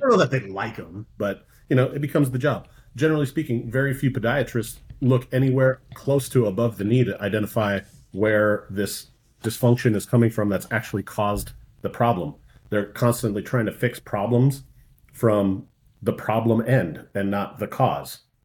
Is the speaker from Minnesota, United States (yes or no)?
yes; Minnesota, United States; moved away; growing up in Minnesota, I just was surrounded by lakes